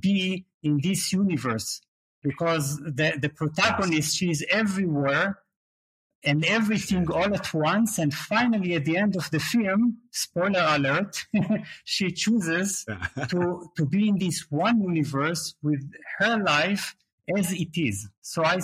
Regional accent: Israel; moved away as an adult; also born or lived in Berlin, Germany / Leeds, United Kingdom; now in Portugal; Yes, I was born in Israel

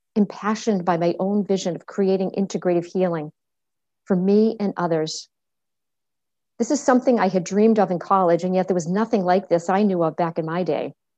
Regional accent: Medford, Massachusetts, United States; I was born in Medford, Massachusetts

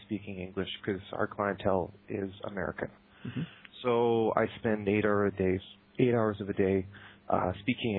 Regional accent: Victoria, British Columbia, Canada; also born or lived in Vancouver; now in Prague, Czech Republic; I'm from Vancouver, and more technically, if people are from Vancouver, I'm from Victoria

